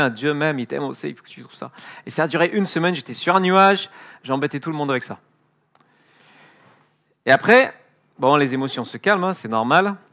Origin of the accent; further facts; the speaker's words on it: France; born there; also born or lived in Edinburgh, United Kingdom; Donc, mon temps à Édimbourg euh, est fini, je suis né en France, j'ai rejoint une, église, j'essaie là d'encourager les chrétiens à sortir de la petite bulle confortable.